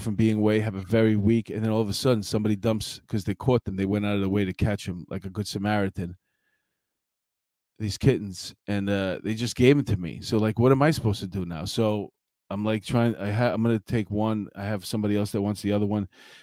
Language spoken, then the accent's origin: English; New York, United States; I'm from New York.